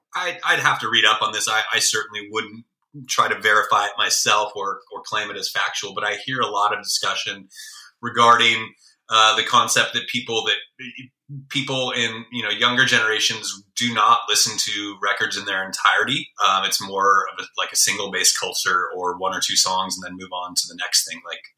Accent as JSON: {"language": "English", "region": "California", "country": "United States", "tie": "born or raised there", "said": "I obviously growing up in the Bay Area, or to a degree, any urban environment for that matter, you're going to be exposed to a little bit more"}